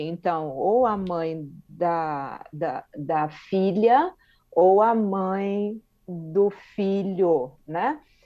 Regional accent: Brazil; nós brasileiros

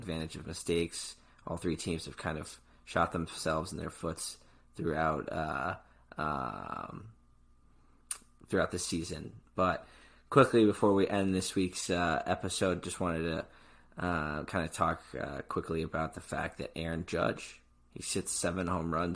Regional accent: Chicago, Illinois, United States; We are two fans from Chicago

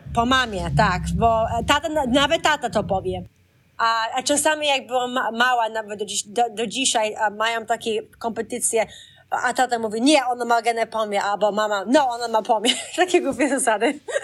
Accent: Boston, Massachusetts, United States; also born or lived in Dorchester; ja urodziłam się w Bostonie

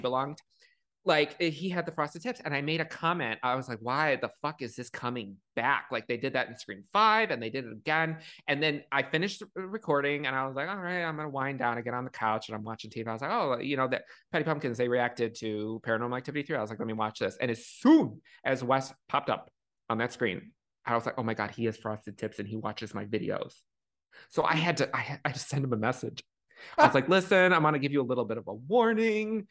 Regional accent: Chicago, Illinois, United States; I was born and raised in Chicago, and then for high school, like middle school and high school, I was in the suburbs

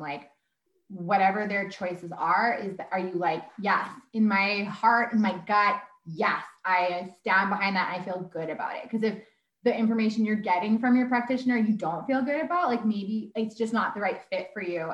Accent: Sherwood Park, Alberta, Canada; moved away as an adult; also born or lived in Vancouver; I was raised in Sherwood Park

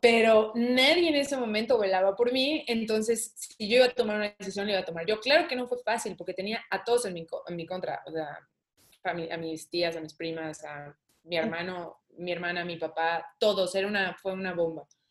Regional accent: Mexico; aquí en México

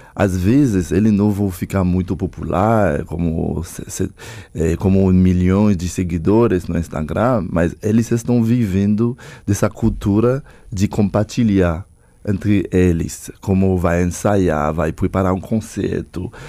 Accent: Haiti; Eu sou haitiano, tenho uma própria cultura

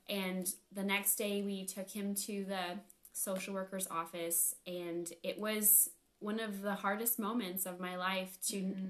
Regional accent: California, United States; moved away as an adult; now in Nashville, United States; I am pretty much born and raised in California, and we moved to um, Nashville about three weeks ago

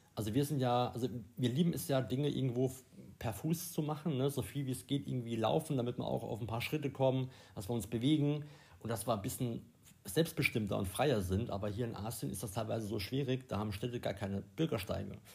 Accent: Germany; bei uns in Deutschland

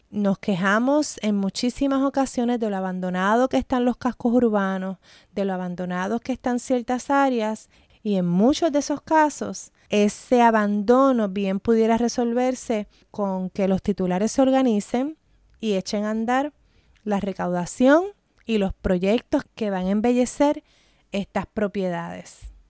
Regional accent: Puerto Rico; mi experiencia como puertorriqueña

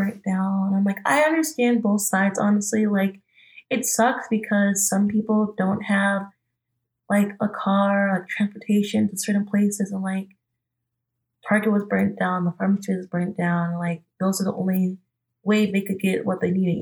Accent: Albertville, Minnesota, United States; I'm originally from Albertville, Minnesota, but when everything had went down, I had went back home that night to Albertville

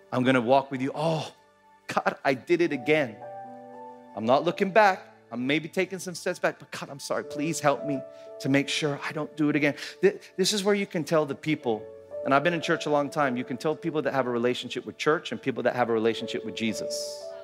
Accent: Philippines; When I grew up here in the Philippines in the late 80s and the early 90s, a ton, ton of kidnapping.

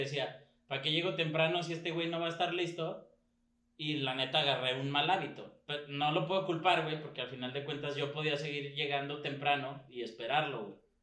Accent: Mexico; estamos estigmatizados como mexicanos

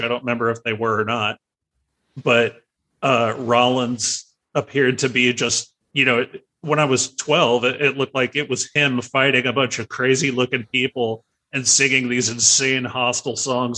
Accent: San Diego, California, United States; I grew up in San Carlos

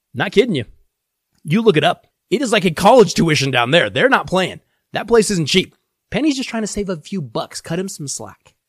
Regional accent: Denver, Colorado, United States; my hometown Denver Broncos

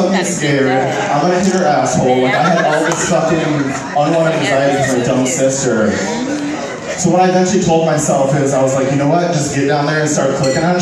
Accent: Midwest, United States; I grew up in a pretty like strict Christian household in the Midwest

